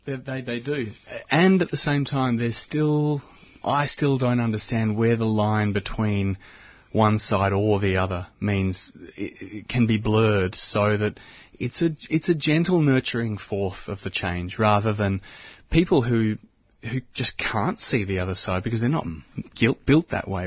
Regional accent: Mordialloc, Victoria, Australia; I was born in Mordialloc

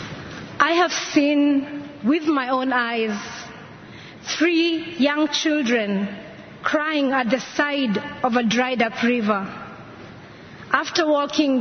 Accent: Kenya; my home country

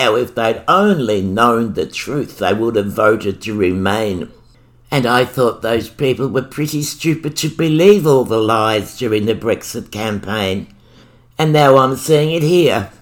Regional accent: Australia; also born or lived in Victoria; I'm Australian

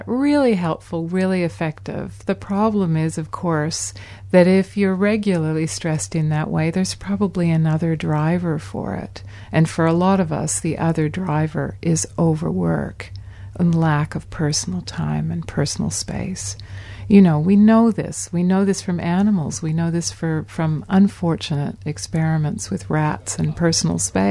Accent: Canada; moved away; in my home country of Canada.

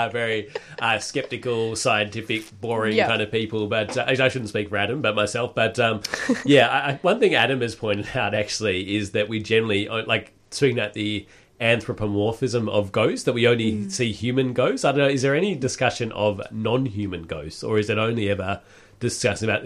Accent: Perth, Western Australia, Australia; moved away; I'm from Perth originally

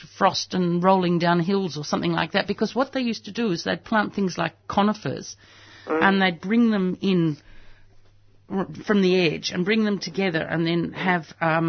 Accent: Australia; as an Australian.

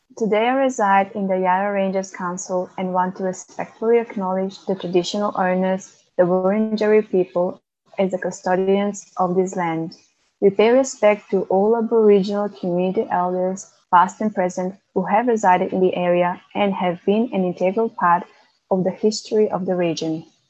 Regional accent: North Macedonia; moved away as an adult; now in Melbourne, Australia; I was born in Macedonia and migrated to Melbourne when I was 19.

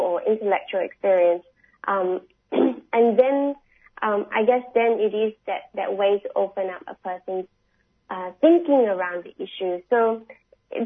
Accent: Singapore; now in Australia; I'm from Singapore originally. I hold a Singapore passport.

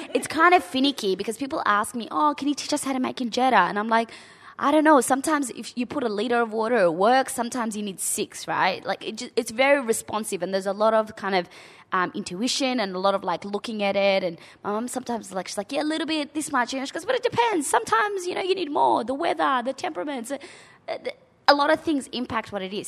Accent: Australia; as a young child growing up in Australia

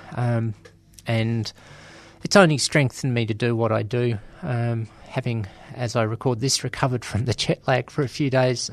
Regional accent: Australia; I'm from Australia

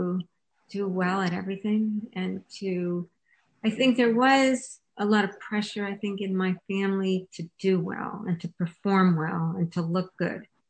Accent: Canada; I was born and raised in Canada

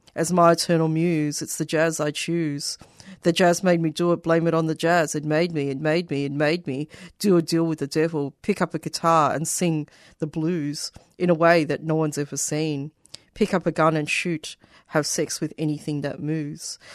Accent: Australia; accent: Australian; a first generation Australian from migrant family

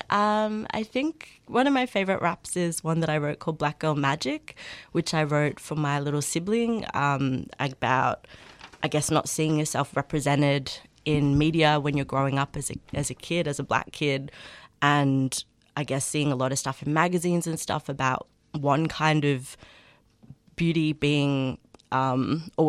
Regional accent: Melbourne, Victoria, Australia; also born or lived in Northern England; I'm from Australia. I'm Aboriginal and English, and I grew up in England.

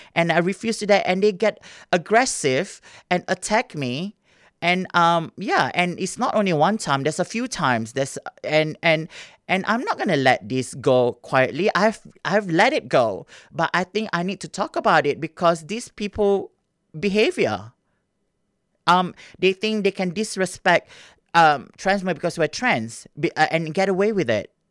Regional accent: Singapore; moved away; I grew up in Singapore

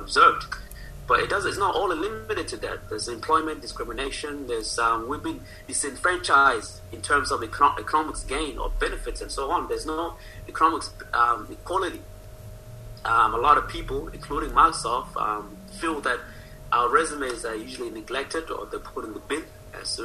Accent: Australia; I'm an Aussie

